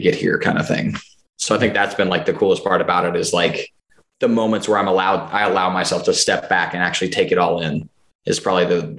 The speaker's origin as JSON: {"language": "English", "town": "Nashville", "region": "Tennessee", "country": "United States", "said": "We're all from Nashville"}